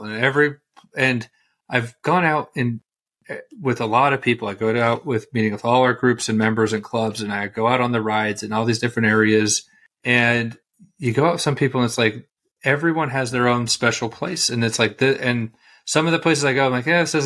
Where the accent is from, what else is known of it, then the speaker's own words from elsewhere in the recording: United States; I'm an American citizen